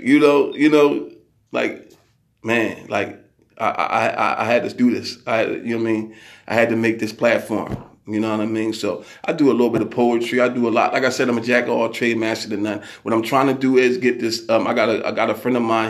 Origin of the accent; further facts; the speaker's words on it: Philadelphia, Pennsylvania, United States; I'm from Philadelphia